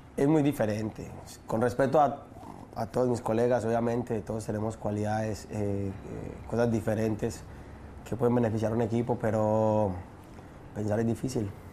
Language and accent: Spanish; Medellín, Antioquia, Colombia; moved away; Comuna 13 es realmente donde, donde yo nací, donde yo crecí